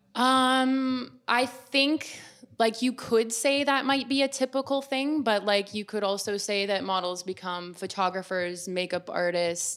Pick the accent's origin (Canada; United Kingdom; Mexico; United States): Canada; Waterdown, Ontario; I'm from Waterdown, Ontario. It's west of Toronto, small town girl, lots of waterfalls.